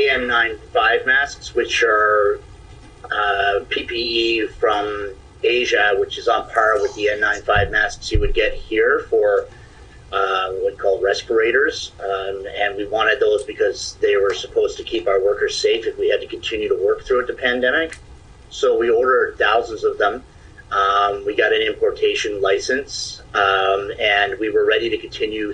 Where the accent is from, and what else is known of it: Stephenville, Newfoundland and Labrador, Canada; moved away as an adult; also born or lived in Toronto, Ontario